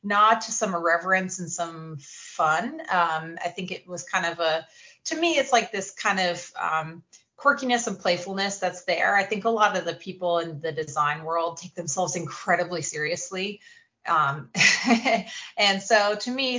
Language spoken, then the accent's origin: English; Kennebunkport, Maine, United States; I'm from Kennebunkport, Maine